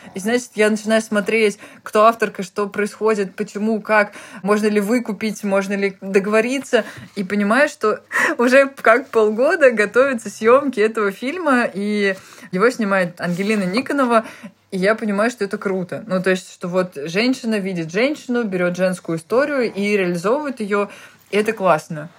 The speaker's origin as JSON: {"language": "Russian", "town": "Tolyatti", "region": "Samara Oblast", "country": "Russia", "tie": "born or raised there", "moved": "yes", "said": "я ребенок из Тольятти"}